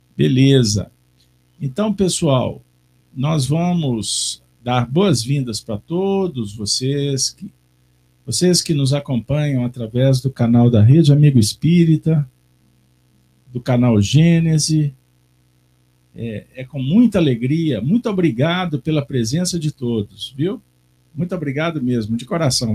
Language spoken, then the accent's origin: Portuguese; Minas Gerais, Brazil; como bons mineiros, que não podemos deixar de ser